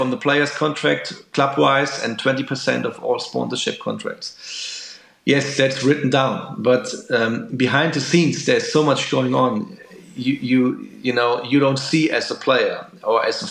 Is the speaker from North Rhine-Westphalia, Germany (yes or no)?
yes; Dortmund, North Rhine-Westphalia, Germany; I'm from Dortmund in Germany, and we have Borussia Dortmund right here